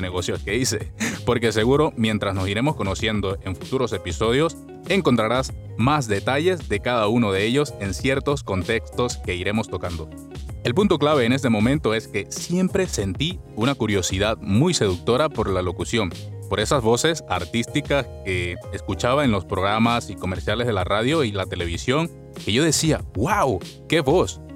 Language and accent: Spanish; Venezuela; moved away as an adult; soy un venezolano que, al igual que muchas otras personas, he emigrado a otro país en busca de mejores oportunidades